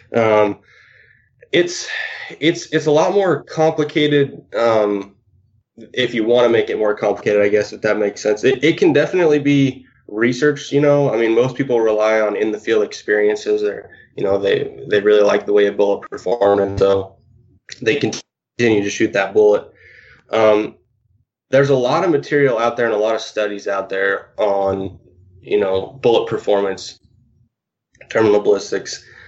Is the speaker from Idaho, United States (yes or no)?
yes; Lewiston, Idaho, United States; I'm actually originally from Idaho. Uh, was born and raised in Lewiston, Idaho